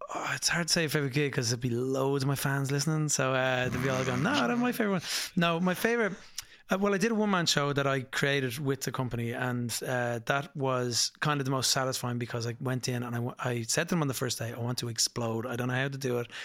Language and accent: English; Dublin, Leinster, Ireland; I'm from Dublin, Putmarnock, in Dublin.